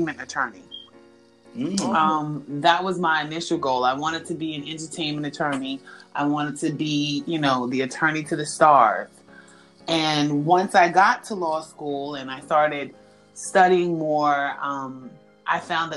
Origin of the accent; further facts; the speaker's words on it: New York City, New York, United States; moved away as an adult; I'm from New York, born and raised in the Bronx